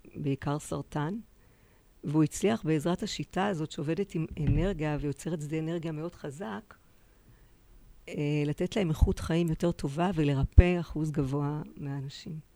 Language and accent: Hebrew; Tel Aviv, Tel Aviv District, Israel; בתל אביב